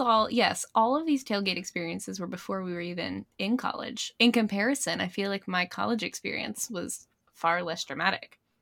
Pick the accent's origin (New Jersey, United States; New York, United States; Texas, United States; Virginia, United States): Virginia, United States; Blacksburg; We grew up in Blacksburg, college town